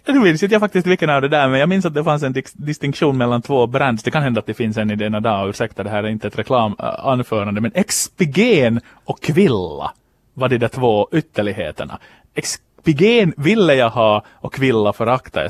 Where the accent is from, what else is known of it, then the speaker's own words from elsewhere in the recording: Finland; en finlandssvensk sportjournalist från kusten